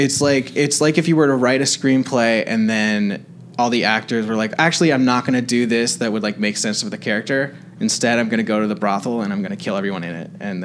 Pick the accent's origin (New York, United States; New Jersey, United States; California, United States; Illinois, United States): California, United States; Los Angeles; I'm from Canoga Park.